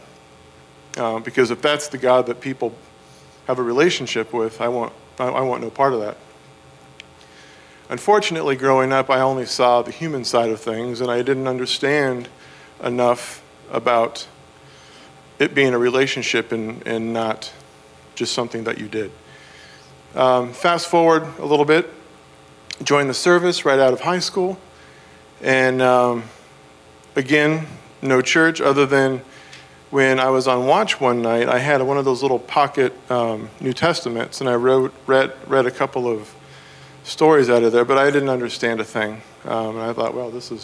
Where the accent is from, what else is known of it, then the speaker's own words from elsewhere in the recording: West Coast, United States; now in Virginia, United States; I am from the West Coast